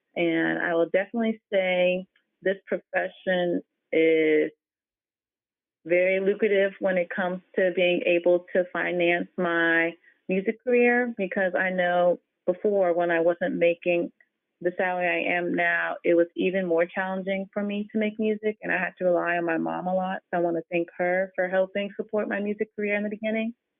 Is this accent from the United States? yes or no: yes; Maryland, United States; also born or lived in Fairfax, Virginia; I was born in Fairfax, and then I grew up in Maryland.